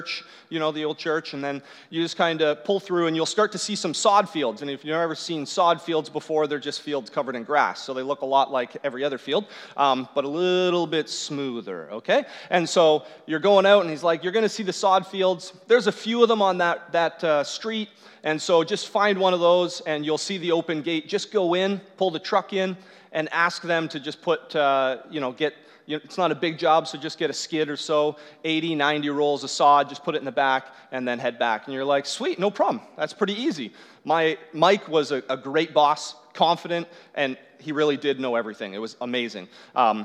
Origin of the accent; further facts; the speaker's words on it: Newmarket, Ontario, Canada; I grew up in Newmarket, and so just Newmarket, and about 30 minutes north of Newmarket is where I worked